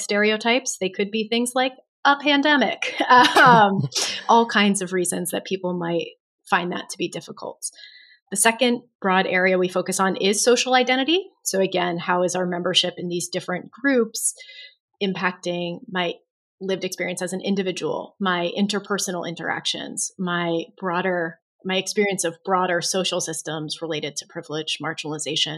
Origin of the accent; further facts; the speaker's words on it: United States; my experience as a woman, as an American, as a straight person